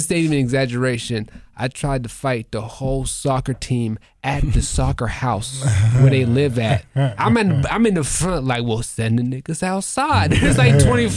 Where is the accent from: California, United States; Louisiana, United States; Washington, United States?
Louisiana, United States; New Orleans; I'm from New Orleans